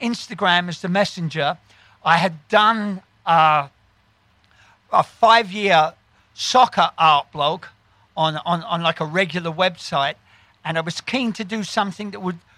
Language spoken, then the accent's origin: English; London, United Kingdom; moved away as an adult; now in New York, United States; I grew up in East London